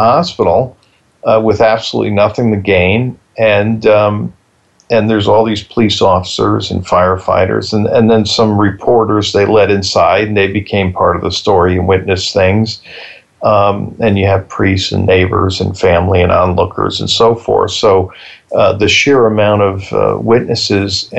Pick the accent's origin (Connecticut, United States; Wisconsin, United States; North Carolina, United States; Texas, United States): Connecticut, United States; Bridgeport; I grew up in Bridgeport. I was 10 when it happened